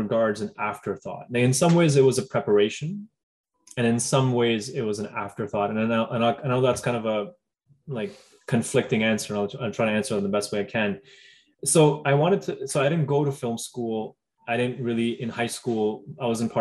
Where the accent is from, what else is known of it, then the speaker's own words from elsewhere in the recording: Delhi, India; now in Toronto, Canada; I grew up in Delhi